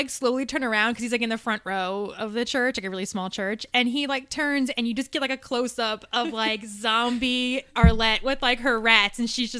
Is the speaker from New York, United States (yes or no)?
yes; New York, United States; moved away; Okay, I'm from New York originally.